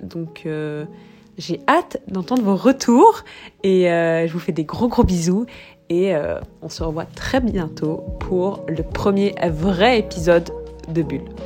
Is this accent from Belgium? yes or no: yes; Brussels, Brussels-Capital Region, Belgium; also born or lived in South Africa; je suis bruxelloise, mais j'ai aussi grandi en Afrique du Sud